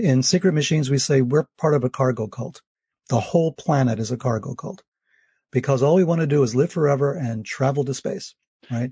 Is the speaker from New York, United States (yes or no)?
yes; New York, United States; as a New Yorker, I grew up, uh, taking the subways